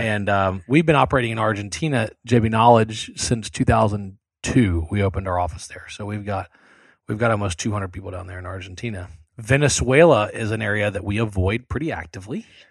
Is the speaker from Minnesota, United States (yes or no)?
no; South Louisiana, United States; I grew up in South Louisiana